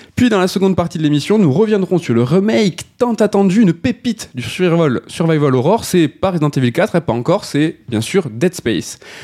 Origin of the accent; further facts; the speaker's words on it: France; On a en tant que français